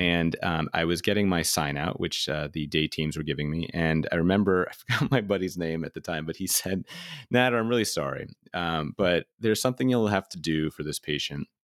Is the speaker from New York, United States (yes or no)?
yes; New York City, New York, United States; also born or lived in Philadelphia; and then I'm from New York City, so I went home